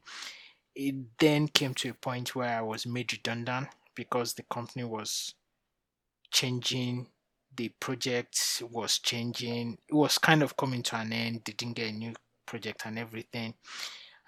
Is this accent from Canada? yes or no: no; Nigeria; moved away as an adult; now in United Kingdom; I'm originally from Nigeria, moved to the UK 13 years ago.